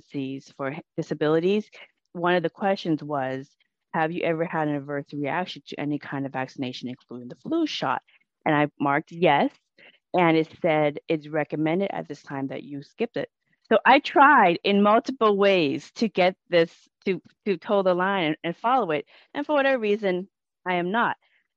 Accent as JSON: {"language": "English", "town": "Everett", "region": "Washington", "country": "United States", "said": "I'm from Everett, Washington, which is 20 miles away from Seattle"}